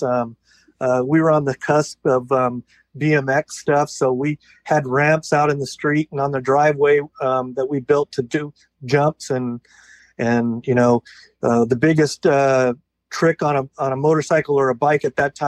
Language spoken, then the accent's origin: English; San Diego, California, United States; also born or lived in Bremerton, Washington; I was born in San Diego, California. And except for maybe 2 or 3 years, I've always been here in Southern California, in the San Diego area.